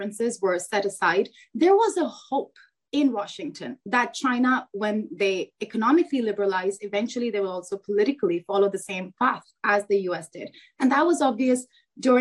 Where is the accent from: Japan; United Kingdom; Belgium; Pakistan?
Pakistan; as a Pakistani